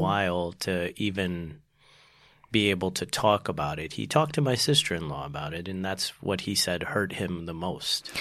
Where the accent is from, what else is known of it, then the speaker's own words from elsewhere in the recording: Houston, Texas, United States; also born or lived in Salt Lake City, Utah; Then we moved to Texas. That's where I grew up.